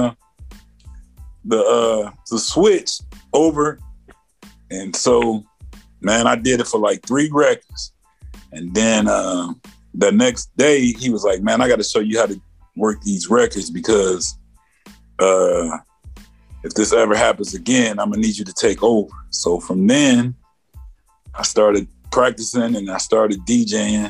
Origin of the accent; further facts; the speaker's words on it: Elkhart, Indiana, United States; I'm from Elkhart, Indiana